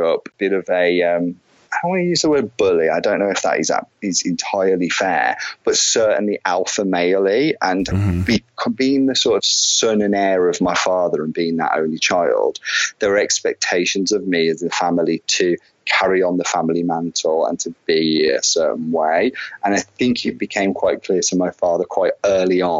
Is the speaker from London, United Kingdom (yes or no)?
no; Wolverhampton, West Midlands, United Kingdom; So growing up for me was in the Black Country. I'm a Wolverhampton lad, born and bred.